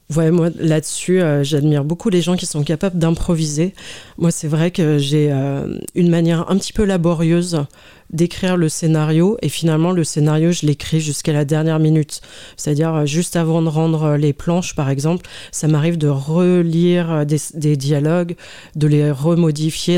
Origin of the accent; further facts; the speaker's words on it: Lyon, Auvergne-Rhône-Alpes, France; moved away as an adult; also born or lived in Paris; now in Lyon, France; Je suis née à la Croix-Rousse